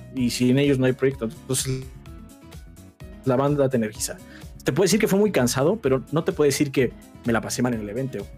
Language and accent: Spanish; Mexico City, Mexico; nosotros somos de la Ciudad de México, entonces él vivía también aquí